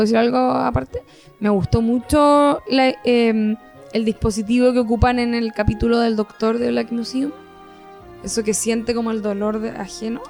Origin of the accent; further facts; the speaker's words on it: Rancagua, O'Higgins, Chile; also born or lived in Santiago; Yo soy de Rancagua City.